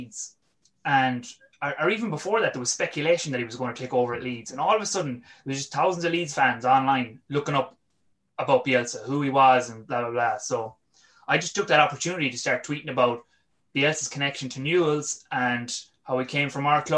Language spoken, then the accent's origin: English; west of Ireland, Ireland; also born or lived in London; my accent is definitely not Argentine. I'm from the west of Ireland